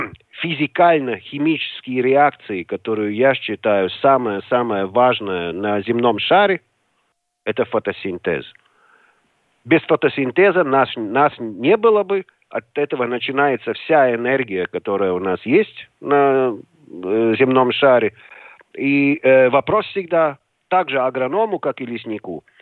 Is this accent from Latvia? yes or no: yes; Riga, Latvia; район был в центре жил, на улице в, в то время Энгельса, сейчас улица Стабу.